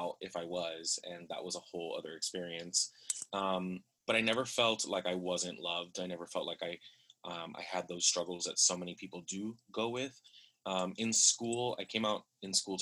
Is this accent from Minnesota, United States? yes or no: no; Miami, Florida, United States; I am from Miami, Florida